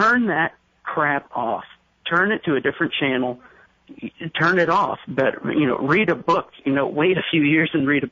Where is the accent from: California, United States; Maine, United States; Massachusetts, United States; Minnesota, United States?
Maine, United States; now in Seattle, United States; I grew up in Maine